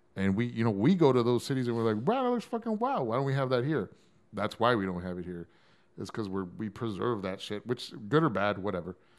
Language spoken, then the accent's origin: English; San Antonio, Texas, United States; I'm from San Antonio.